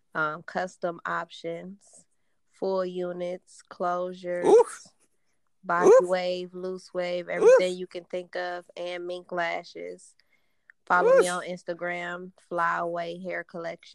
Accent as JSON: {"language": "English", "town": "Cleveland", "region": "Ohio", "country": "United States", "said": "I'm from Cleveland, Ohio"}